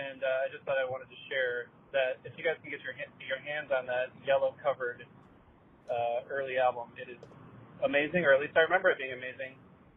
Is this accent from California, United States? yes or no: no; Rockford, Illinois, United States; now in South Bend, United States; from South Bend. I am a first-time caller, and I grew up in Rockford, Illinois. Northern Illinois represents.